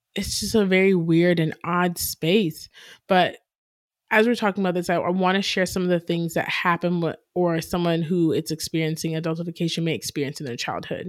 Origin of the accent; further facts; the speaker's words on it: Canton, United States; we grew up in Canton